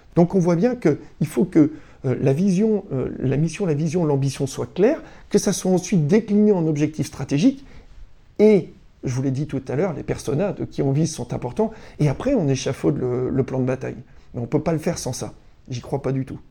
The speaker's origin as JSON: {"language": "French", "area": "Breton", "region": "Brittany", "country": "France", "said": "on est breton"}